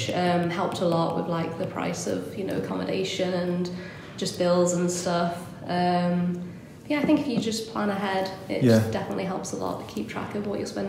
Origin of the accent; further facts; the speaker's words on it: North Wales, United Kingdom; moved away as an adult; also born or lived in Manchester; I'm originally from North Wales